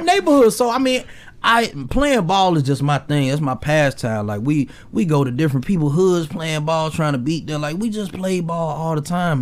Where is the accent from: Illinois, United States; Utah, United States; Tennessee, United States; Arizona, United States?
Tennessee, United States; Memphis; also born or lived in Mississippi; now in Olathe, United States; so I'm originally from Memphis